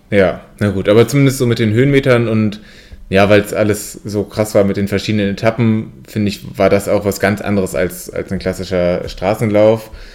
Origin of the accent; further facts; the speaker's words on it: Siegen, North Rhine-Westphalia, Germany; bei uns in Siegen